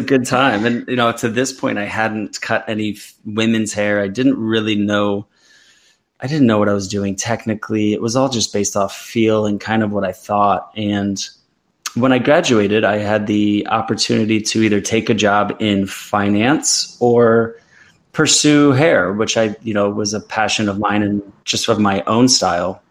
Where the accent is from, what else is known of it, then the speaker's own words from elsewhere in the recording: Midwest, United States; I grew up an athlete in the Midwest